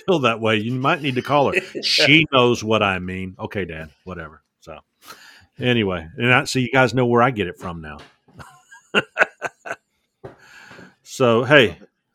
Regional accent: North Carolina, United States; also born or lived in Georgia / Michigan; now in Alabama, United States; born in Georgia, grew up North Carolina, lived in Michigan for a decade, and then moved to Alabama

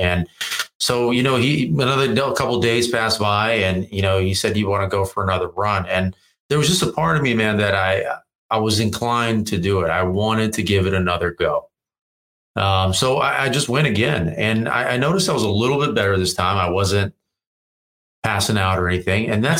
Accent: Virginia, United States; moved away as an adult; now in Los Angeles, United States; I moved to LA from Virginia.

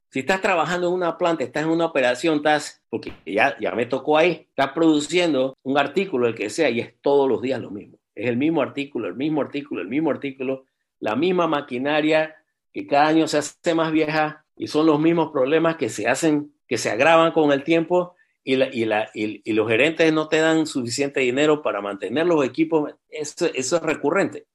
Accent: Panama; moved away as an adult; also born or lived in Missouri, United States / Louisiana, United States; toda mi infancia fue en Panamá. Yo viví en Panamá hasta los ¿qué? casi 18 años.

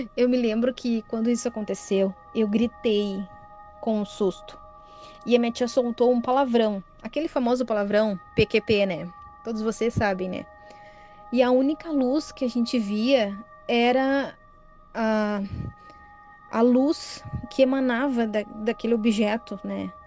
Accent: Cachoeirinha, Rio Grande do Sul, Brazil; moro no bairro muito próximo aqui da casa onde eu nasci e me criei

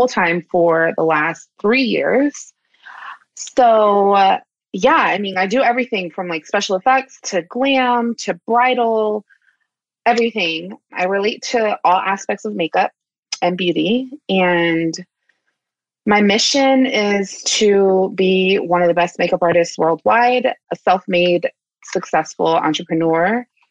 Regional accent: Washington, District of Columbia, United States; moved away as an adult; also born or lived in San Francisco Bay Area; now in San Francisco, United States; I'm originally from Washington, D.C., but I've been living in the Bay Area since 2015

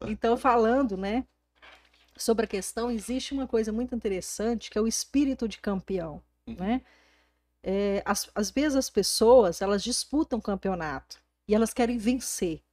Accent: Porangatu, Goiás, Brazil; moved away; eu saí de Porangatu há 22 anos atrás, essa aqui é a minha cidade natal

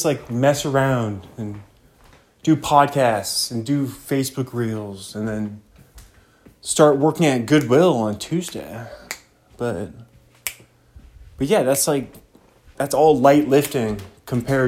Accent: United States; being an American

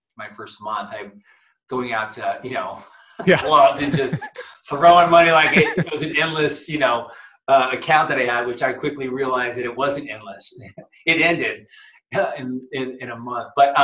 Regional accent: Columbus, Ohio, United States; I grew up in Ohio, I was a Buckeye growing up right in Columbus

